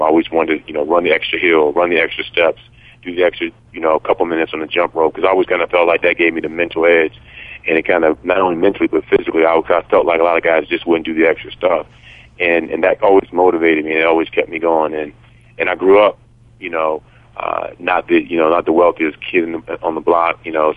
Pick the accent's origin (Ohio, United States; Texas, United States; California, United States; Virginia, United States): Virginia, United States; Yorktown; growing up in Virginia, obviously LT grew up 15 minutes from me in Williamsburg, and I grew up in Yorktown